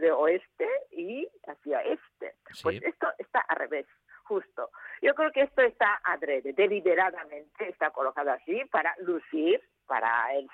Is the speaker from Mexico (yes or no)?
no; Asturias, Spain; Mm, para mi familia, ya que somos de Asturias.